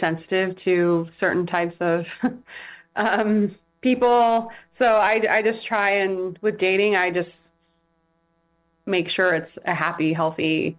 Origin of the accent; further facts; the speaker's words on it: San Diego, California, United States; also born or lived in Imperial Beach / Chula Vista / England; now in Hawaii, United States; I am from San Diego.